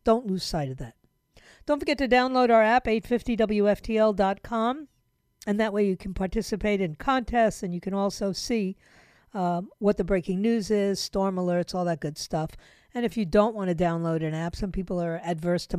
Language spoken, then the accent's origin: English; New York City, New York, United States; moved away; continue to wreak havoc in my hometown.